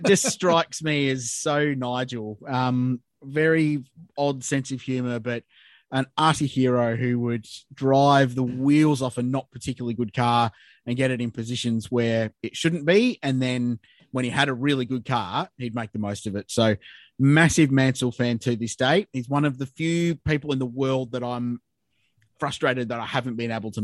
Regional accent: Adelaide, South Australia, Australia; my background growing up in Adelaide and having the Australian Grand Prix in my backyard

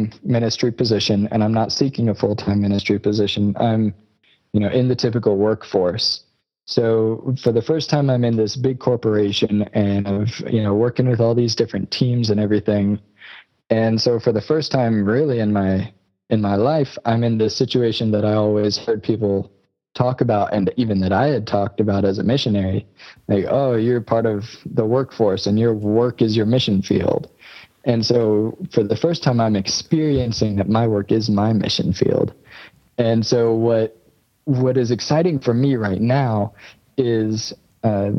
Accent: United States; moved away as an adult; also born or lived in South Africa; I'm American. Right. I was raised in America

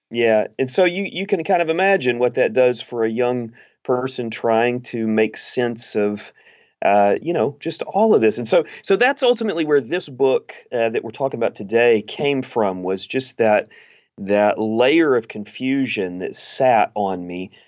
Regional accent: East Texas, United States; I grew up in East Texas

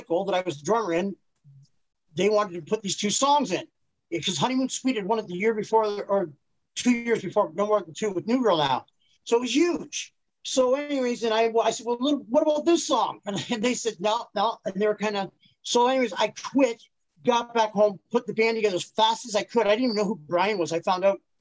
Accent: Petrolia, Ontario, Canada; I'm from Petroleum, Ontario. That's just outside of Sarnia, really. It's a population of 4,000

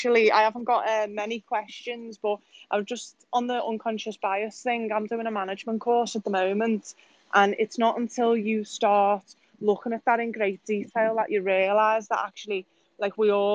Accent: Manchester and Bolton area, North West England, United Kingdom; also born or lived in Liverpool; I'm from Liverpool, obviously, but I've grew up, like, Manchester and Bolton area

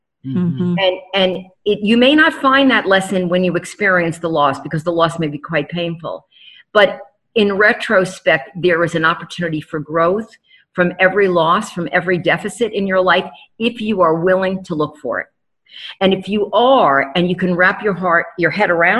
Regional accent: New York City, New York, United States; moved away; New York City, my hometown

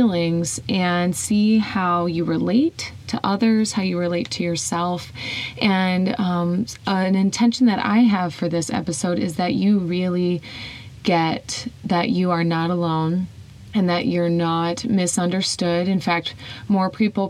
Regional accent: Whiting, Indiana, United States; I was really comfortable in my hometown, Whiting, Indiana.

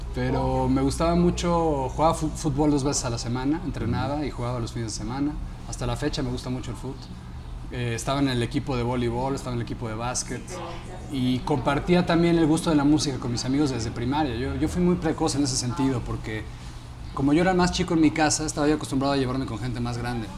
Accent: Mexico City, Mexico; yo crecí también pues, en la Ciudad de México

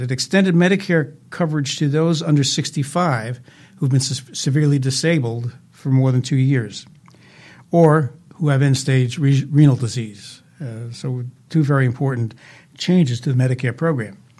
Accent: Jersey City, New Jersey, United States; I was born in Jersey City

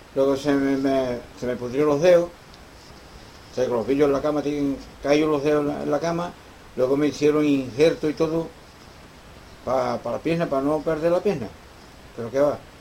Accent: Cádiz, Andalusia, Spain; moved away as an adult; also born or lived in Madrid / León; era mi tierra, de acuerdo, era Cádiz

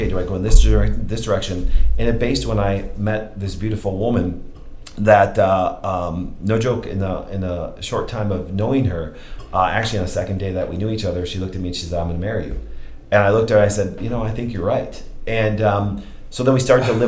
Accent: Kerwitz, Wisconsin, United States; I grew up in Kerwitz, Wisconsin, not far from here

